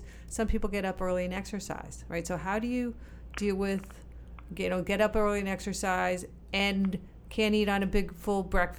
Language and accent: English; East Coast, United States; I'm an East Coaster